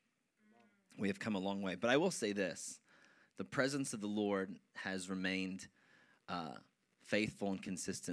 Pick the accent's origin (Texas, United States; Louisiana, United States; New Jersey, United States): New Jersey, United States; Wyckoff; the church that I grew up in Wyckoff. And I had attended that church for pretty much 15, 16 years